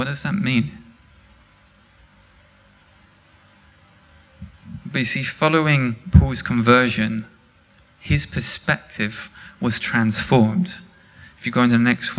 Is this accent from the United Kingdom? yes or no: yes; England, United Kingdom; I'm English